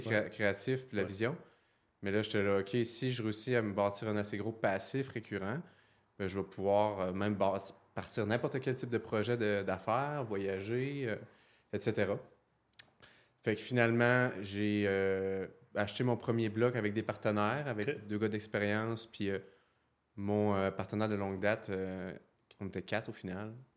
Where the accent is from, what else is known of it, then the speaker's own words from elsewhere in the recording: Saint-Georges, Quebec, Canada; moved away as an adult; now in Quebec City, Canada; Je viens de la Beauce, Saint-Georges-en-Beauce.